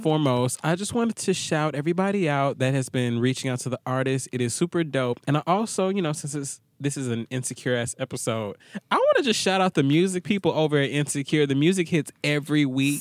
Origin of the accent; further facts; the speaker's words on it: Atlanta, Georgia, United States; I'm from Atlanta